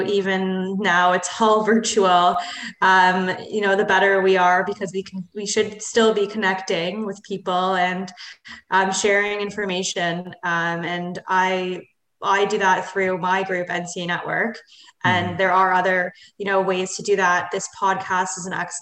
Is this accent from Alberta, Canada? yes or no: no; Toronto, Ontario, Canada; also born or lived in London, Ontario; I'm from Toronto